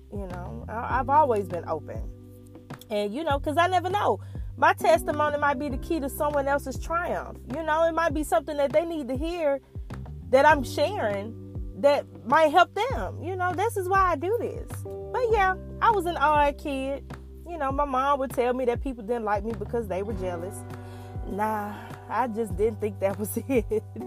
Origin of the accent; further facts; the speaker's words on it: Tuskegee, Alabama, United States; Growing up in Tuskegee